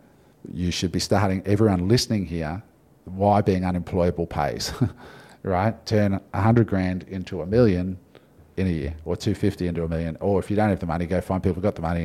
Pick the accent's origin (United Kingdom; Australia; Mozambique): Australia; I'm Aussie